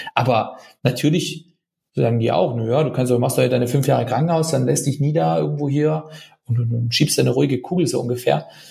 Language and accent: German; Germany; als Deutsche